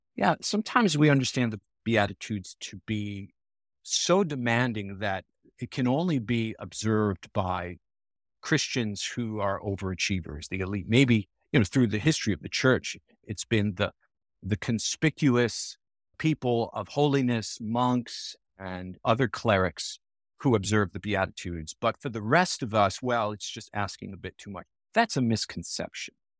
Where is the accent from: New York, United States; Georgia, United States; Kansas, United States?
New York, United States; Long Island; now in Naperville, United States; I was born and raised on Long Island, New York, as a Roman Catholic